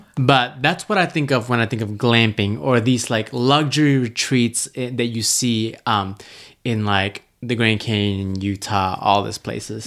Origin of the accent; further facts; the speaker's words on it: Malaysia; moved away; I was born in Malaysia. If I drove ten minutes one direction, there would be wild monkeys